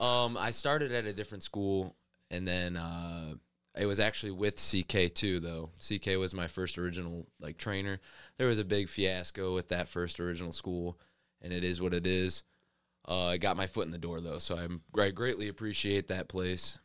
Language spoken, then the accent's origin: English; Rossford, Ohio, United States; I'm from Rossford, Ohio, a little small town right outside Toledo